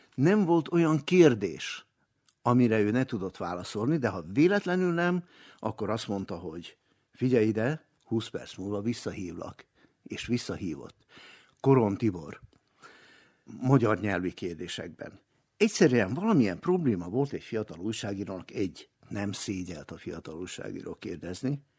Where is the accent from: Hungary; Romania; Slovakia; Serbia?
Serbia; Novi Sad, Vojvodina; also born or lived in Slovenia; én magam is Szlovéniában születtem, de nagyon korán, még egész kisgyerekként kerültünk le Újvidékre